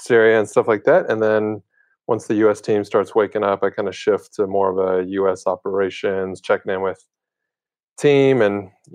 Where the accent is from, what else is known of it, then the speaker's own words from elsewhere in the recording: United States; As Americans